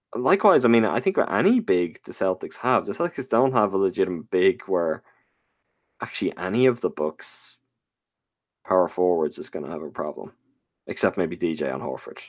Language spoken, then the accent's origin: English; Ireland; as an Irish man